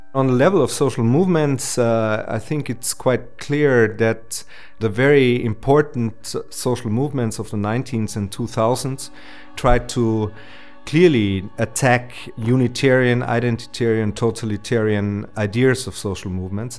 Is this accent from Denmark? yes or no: no; Austria; also born or lived in Vienna; I was uh, growing up in the Austrian province